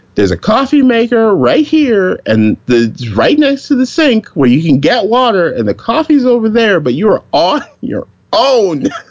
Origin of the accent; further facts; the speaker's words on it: the South, United States; growing up in the South